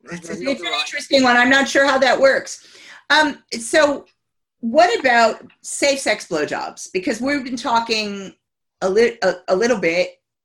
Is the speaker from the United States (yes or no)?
yes; United States; moved away as an adult; I'm American. I've been here 27 years, but I spent the first 27 years of life in America